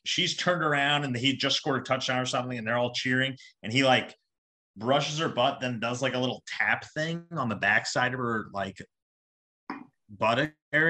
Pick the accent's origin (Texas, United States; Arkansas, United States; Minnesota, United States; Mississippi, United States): Texas, United States; we're all from Texas